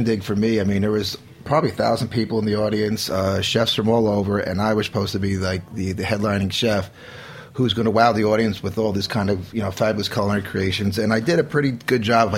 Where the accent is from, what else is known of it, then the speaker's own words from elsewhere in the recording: suburban New Jersey, United States; moved away as an adult; also born or lived in London / Italy; I'm a guy from New Jersey.